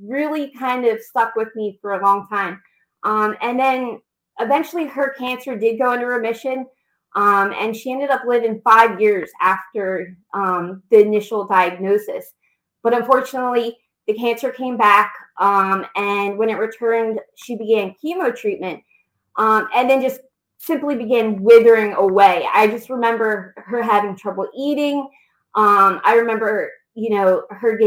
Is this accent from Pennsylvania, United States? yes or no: yes; outside Philadelphia, Pennsylvania, United States; also born or lived in Los Angeles area, California; now in Delaware, United States; I'm originally from the Los Angeles area in California, but I grew up outside Philadelphia